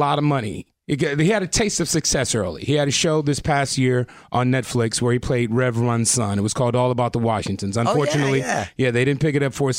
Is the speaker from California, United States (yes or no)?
yes; Compton, California, United States; Born and raised in Compton